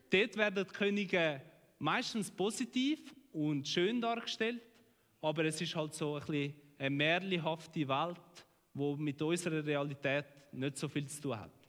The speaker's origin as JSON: {"language": "German", "country": "Switzerland", "said": "Sie wollen eigene Gärtli. In dem sind wir Schweizer auch recht gut."}